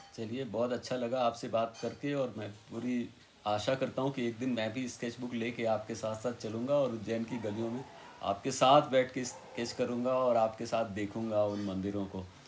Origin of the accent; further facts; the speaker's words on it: Varanasi, Uttar Pradesh, India; मैं वाराणसी में पैदा हुआ था